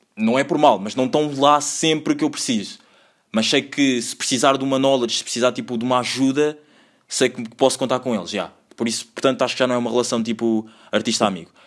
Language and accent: Portuguese; Lisbon, Portugal; accent: Portuguese; also born or lived in Angola